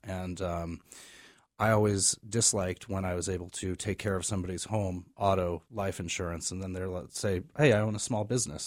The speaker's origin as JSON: {"language": "English", "region": "California", "country": "United States", "tie": "born or raised there", "also_born_or_lived": "Maryland", "moved": "as an adult", "lives_now": "Maine, United States", "said": "I am originally from California, grew up out"}